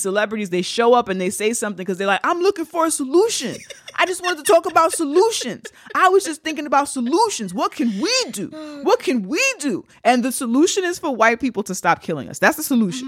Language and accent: English; New York, United States; Being a New Yorker and watching gentrification take place